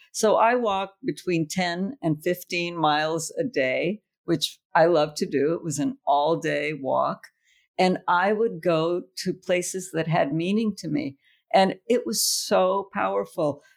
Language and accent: English; United States; also born or lived in Trieste; I'm an American